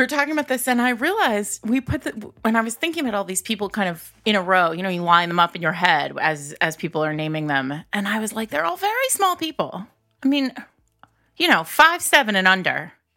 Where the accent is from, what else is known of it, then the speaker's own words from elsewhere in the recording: New England, United States; I'm from New England